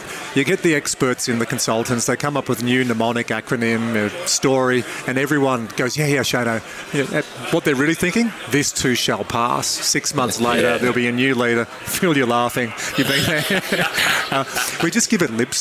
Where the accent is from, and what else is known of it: Dubbo, New South Wales, Australia; born or raised there